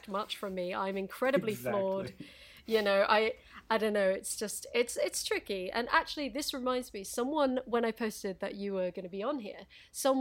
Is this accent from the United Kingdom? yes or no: yes; United Kingdom; I'm British